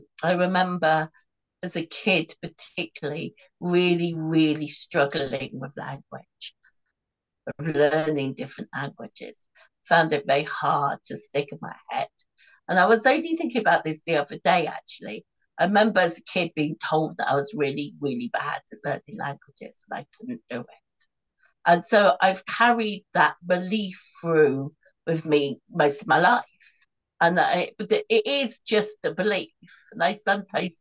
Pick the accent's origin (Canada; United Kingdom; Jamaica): United Kingdom; England; as an English person